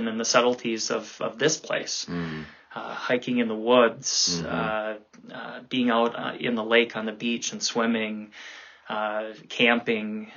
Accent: Grand Forks, North Dakota, United States; I grew up in Grand Forks, North Dakota

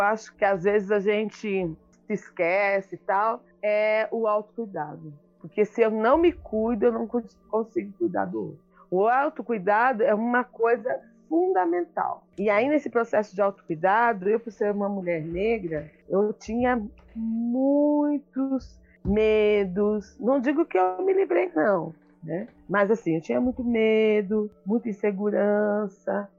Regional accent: Mogi das Cruzes, São Paulo, Brazil; also born or lived in Acre; sou de Mogi das Cruzes, final da zona oeste do trem

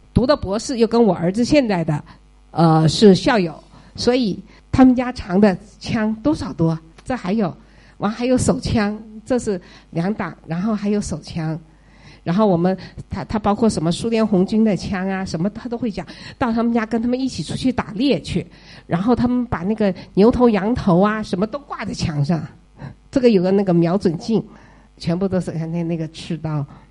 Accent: Panzhihua, Sichuan, China; moved away as an adult; also born or lived in Mawei, Fuzhou, Fujian; now in Plano, United States; 就潘志花的那些宝钢的那些同学

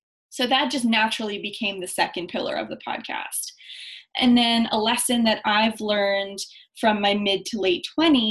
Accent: Winnipeg, Manitoba, Canada; I was born in Winnipeg, Manitoba. My mom is Chilean. My dad is Romanian. So I'm first generation Canadian.

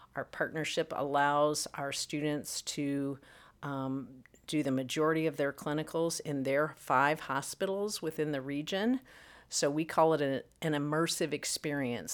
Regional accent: Missouri, United States; also born or lived in North Carolina; now in Illinois, United States; come back to the Midwest, where my roots are, uh, originally from Missouri

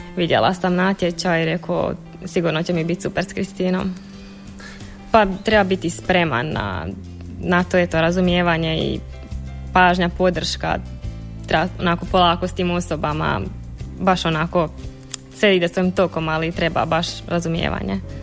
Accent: Budrovci, Osijek-Baranja County, Croatia; dolazim iz Budrovaca

